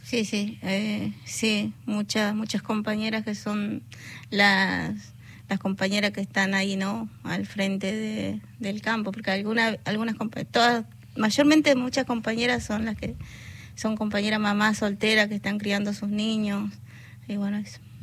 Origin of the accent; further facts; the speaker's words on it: northern Argentina, Argentina; also born or lived in born 'acá' (likely La Plata, Buenos Aires); now in La Plata, Argentina; yo vengo del norte argentino soy nieta